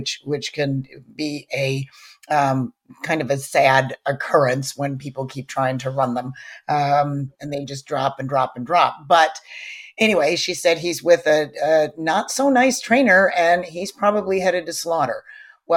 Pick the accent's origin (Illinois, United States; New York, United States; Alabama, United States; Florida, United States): Illinois, United States; Chicago; moved away as an adult; also born or lived in Saratoga; back home to Chicago where I had grown up